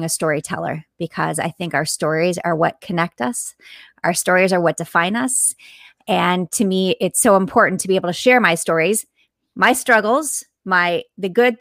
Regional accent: Sarasota, Florida, United States; Sarasota, Florida

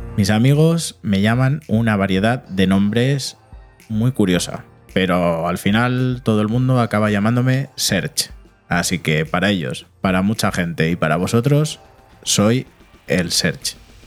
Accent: Barcelona, Catalonia, Spain; moved away as an adult; now in Madrid, Spain; me trasladé de Barcelona a Madrid, después de una vida entera viviendo allí

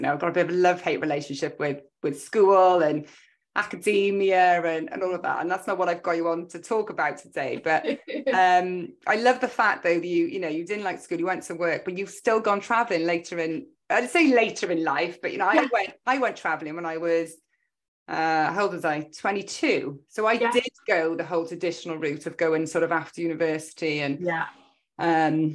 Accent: Cardiff, Wales, United Kingdom; also born or lived in Australia; I'm a Welsh woman from Cardiff.

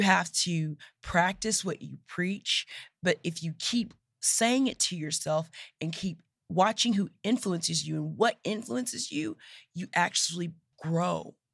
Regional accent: Nacogdoches, Texas, United States; I grew up in Nacogdoches, Texas

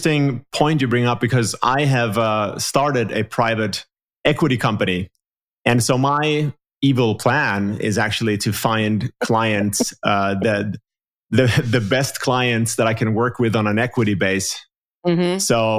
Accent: Finland; And like I'm from Finland, so from the Nordic region, mostly pan-European clients.

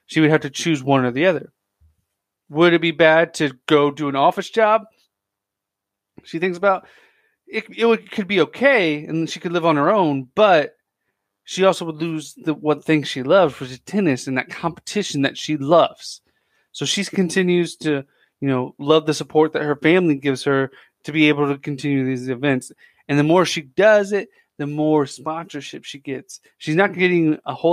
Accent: United States; growing up in America

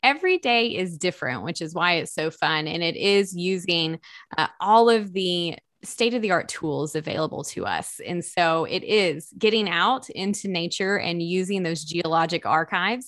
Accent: East Tennessee, United States; growing up in East Tennessee

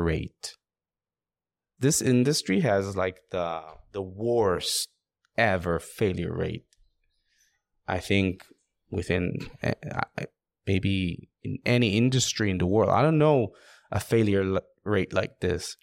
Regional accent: Israel; I'm from Israel

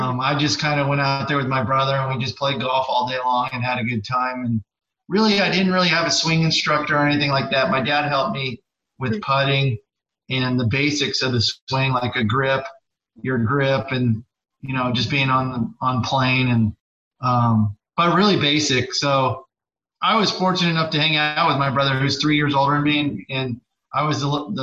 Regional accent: San Diego, California, United States; I grew up here in San Diego

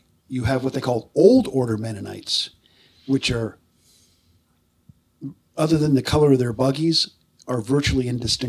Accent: Allentown, Pennsylvania, United States; also born or lived in Lebanon County, Pennsylvania; I grew up in Allentown, which is all the way, you know, the … song, literally, over in Lehigh County.

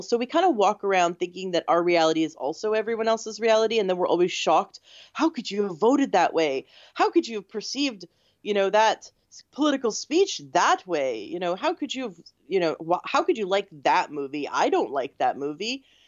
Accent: Canada; now in United States; I'm from Canada originally, but I live in the States.

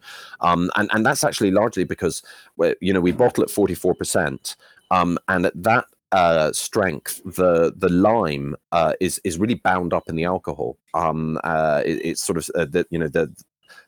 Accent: Edinburgh, Scotland, United Kingdom; also born or lived in London; I grew up in Edinburgh

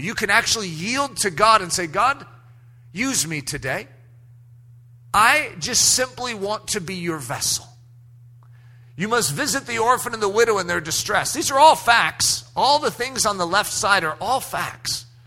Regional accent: United States; everything I was raised to understand in American, even Christianity in America

